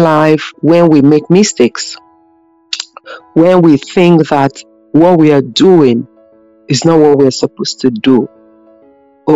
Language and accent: English; Nigeria; moved away as an adult; now in Ireland; when I came here as a Nigerian in Ireland